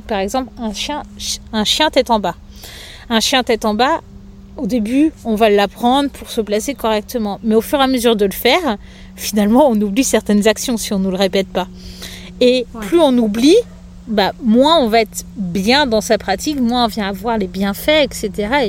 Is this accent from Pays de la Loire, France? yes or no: yes; Angers, Pays de la Loire, France; moved away; also born or lived in Lyon; j'ai quitté Lyon pour aller dans ma région natale, donc à côté d'Angers